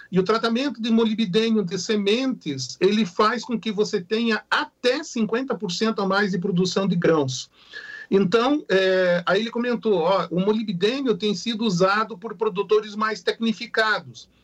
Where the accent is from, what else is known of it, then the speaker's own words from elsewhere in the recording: Brazil; como brasileiros